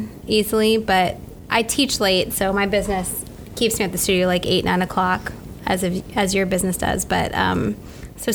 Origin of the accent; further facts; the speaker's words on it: Washington, District of Columbia, United States; now in Florida, United States; Washington D.C. So okay. It's still like south, but it's still north from here.